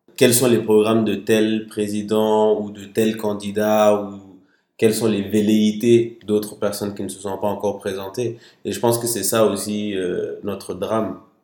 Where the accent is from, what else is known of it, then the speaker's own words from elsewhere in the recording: Mali; moved away as an adult; also born or lived in Paris, France; now in France; Je suis né à Paris, sauf que j'ai grandi au Mali de, des quelques mois après ma naissance jusqu'à mes 18 ans.